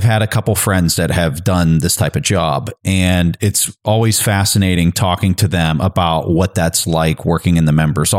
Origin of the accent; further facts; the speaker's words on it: United States; as an American